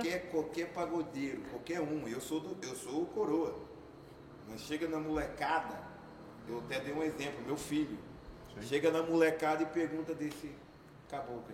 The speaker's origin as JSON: {"language": "Portuguese", "region": "interior of São Paulo", "country": "Brazil", "moved": "yes", "lives_now": "Campo Grande, Brazil", "said": "vim do interior de São Paulo, presidente de São desse tamanhozinho"}